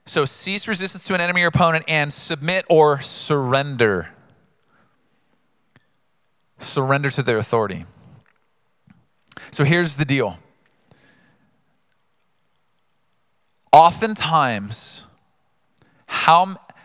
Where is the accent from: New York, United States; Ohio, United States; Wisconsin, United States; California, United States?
California, United States; Oceanside; I grew up in Southern California here, Oceanside, California